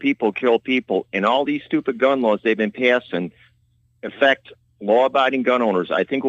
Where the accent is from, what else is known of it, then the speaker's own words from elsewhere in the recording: Chicago, Illinois, United States; I grew up in Chicago.